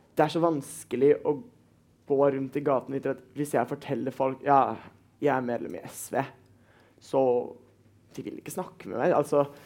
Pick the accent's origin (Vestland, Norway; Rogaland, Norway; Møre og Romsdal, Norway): Vestland, Norway; Bergen; Jeg er 17, og jeg kommer fra Bergen